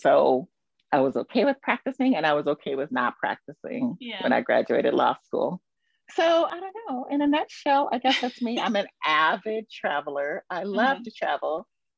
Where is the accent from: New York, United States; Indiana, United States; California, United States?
California, United States; moved away as an adult; now in Qatar; Before that, though, I'm originally from California, but I've lived in many states in the U.S. throughout my various careers.